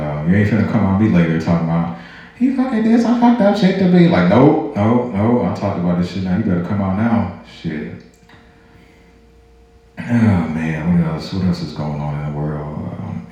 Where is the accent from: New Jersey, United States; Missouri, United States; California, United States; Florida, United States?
Missouri, United States; St. Louis; now in Georgia, United States; I'm not from Georgia. I'm originally from St. Louis